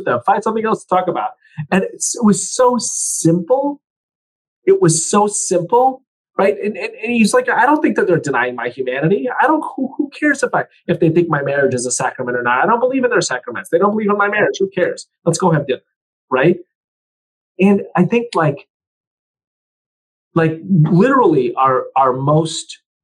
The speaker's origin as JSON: {"language": "English", "country": "United States", "said": "I'm an American"}